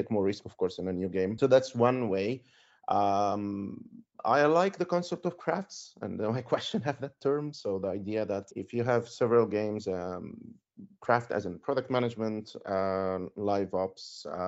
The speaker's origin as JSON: {"language": "English", "town": "Cairo", "region": "Cairo Governorate", "country": "Egypt", "tie": "born or raised there", "moved": "as an adult", "lives_now": "Finland", "said": "I'm originally from Cairo. I was born there. I moved to Finland in 2011."}